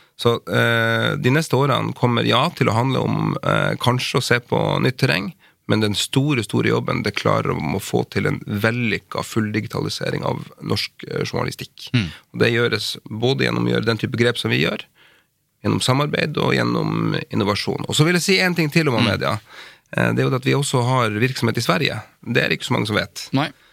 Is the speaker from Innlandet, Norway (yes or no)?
no; Finnmark, Norway; jeg er jo finnmarking